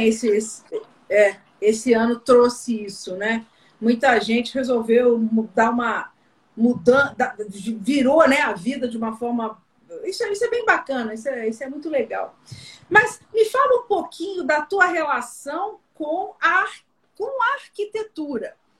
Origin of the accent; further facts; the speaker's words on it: Rio Grande do Sul, Brazil; Eu sou aqui do Rio Grande do Sul